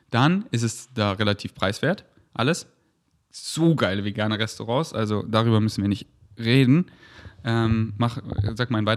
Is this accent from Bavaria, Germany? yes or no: yes; Munich, Bavaria, Germany; now in Berlin, Germany; Berlin, das ist meine Base. München ist, wo ich herkomme und das sind meine Wurzeln